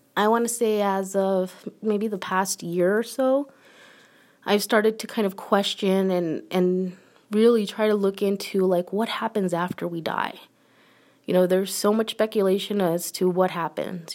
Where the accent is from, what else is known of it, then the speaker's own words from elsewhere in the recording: United States; I'm an American, born and raised.